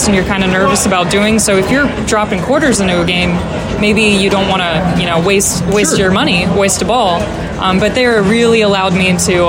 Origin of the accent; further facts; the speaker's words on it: Northern Kentucky, United States; moved away as an adult; now in Louisville, United States; I am originally from Northern Kentucky